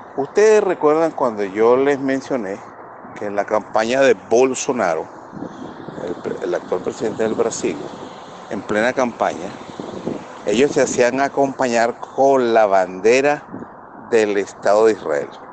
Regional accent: Venezuela; que es lo que somos todos los venezolanos, todos, sin excepción

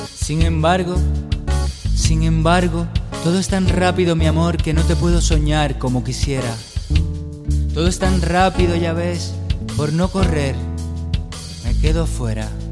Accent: Cuba; moved away as an adult; now in Huesca, Spain; mi pueblo en Cuba

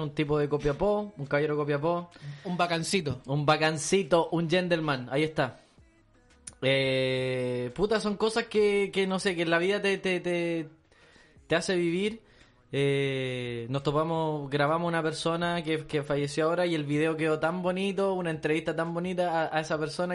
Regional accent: Chile; lo tenemos metido en nuestro ADN como chileno

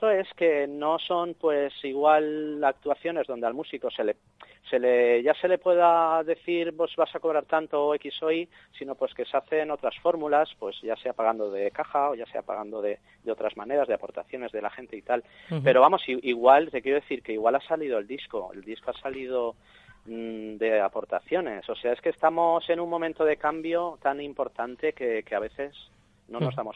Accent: Cuba; Pues mira, soy cubano

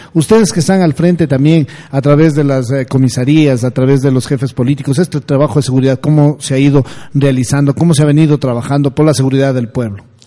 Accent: Bolívar, Ecuador; moved away; Yo vengo de una provincia pequeña, yo vengo de la provincia de Bolívar

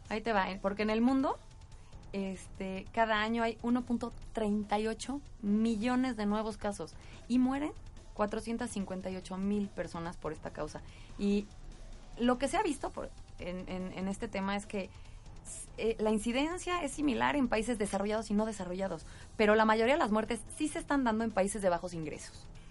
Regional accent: Mexico; Yo hablaría como mexicana

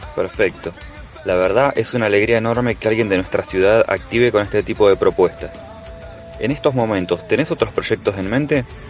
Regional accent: Bahía Blanca, Buenos Aires Province, Argentina; soy de Bahía Blanca

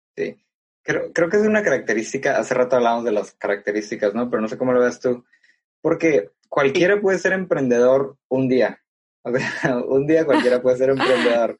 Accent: Mexico; also born or lived in Tepic, Nayarit; nos decimos que somos mexicanos

